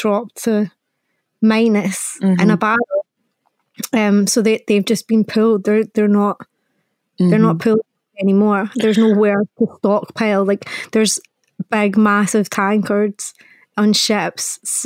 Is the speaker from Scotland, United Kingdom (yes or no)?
yes; Scotland, United Kingdom